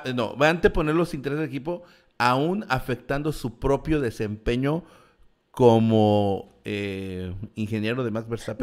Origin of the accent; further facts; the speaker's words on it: Mexico; nosotros como mexicanos